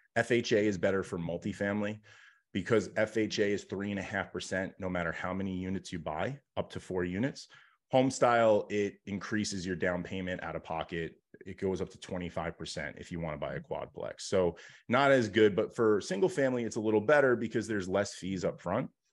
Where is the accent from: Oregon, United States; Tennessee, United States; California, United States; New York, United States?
New York, United States; grew up, like, kind of super, um, blue collar and was, you know, my dad had his own business and here in New York